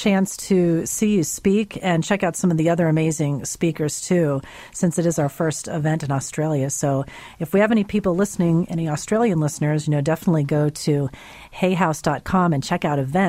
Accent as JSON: {"language": "English", "region": "Florida", "country": "United States", "said": "We'll go down to my home state there for the first call."}